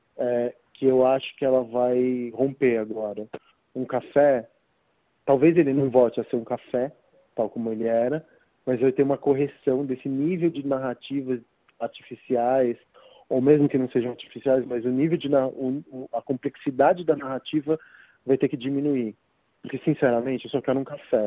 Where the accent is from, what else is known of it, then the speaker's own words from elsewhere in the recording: São Paulo, Brazil; also born or lived in Argentina; E eu morei toda a minha vida aqui na Santa Cecília